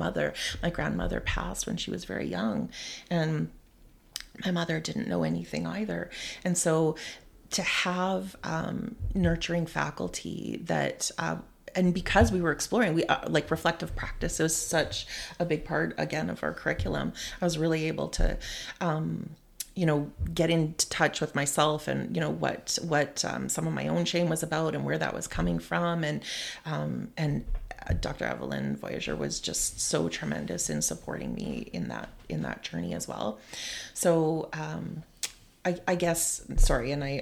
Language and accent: English; Montreal, Quebec, Canada; now in Vancouver, Canada; growing up in Montreal I actually grew up near Oka during the Oka crisis too.